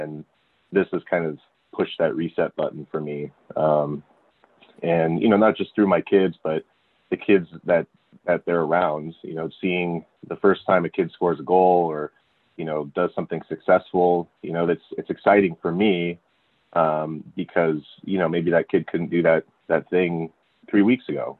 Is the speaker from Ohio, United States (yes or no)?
no; California, United States; also born or lived in San Francisco, California / Miami, Florida; So I grew up in California, and I was born in San Francisco, and I spent 7 years there. Then my dad got a job in Miami, Florida, for 2 years